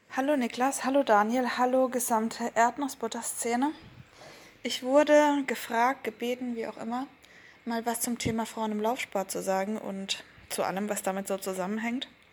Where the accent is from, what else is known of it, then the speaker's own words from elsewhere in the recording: Black Forest, Baden-Württemberg, Germany; moved away as an adult; also born or lived in Berlin; wieder zurückzugehen in den Schwarzwald, in meine Heimat